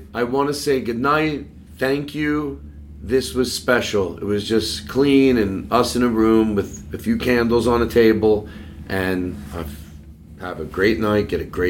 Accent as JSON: {"language": "English", "town": "Philadelphia", "region": "Pennsylvania", "country": "United States", "tie": "born or raised there", "said": "Anyway, folks, I grew up in Philadelphia."}